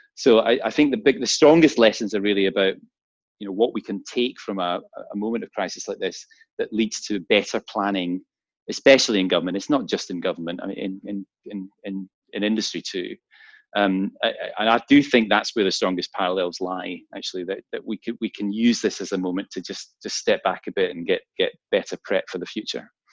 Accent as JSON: {"language": "English", "town": "Glasgow", "region": "Scotland", "country": "United Kingdom", "tie": "born or raised there", "said": "my hometown in Glasgow."}